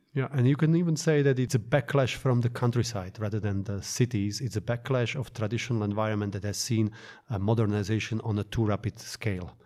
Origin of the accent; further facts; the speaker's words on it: Bratislava, Bratislava Region, Slovakia; my hometown of Bratislava, Slovakia